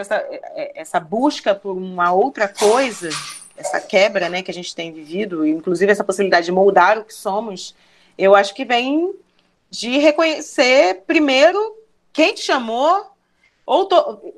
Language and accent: Portuguese; Rio de Janeiro, Brazil; Eu, eu sou do Complexo da Penha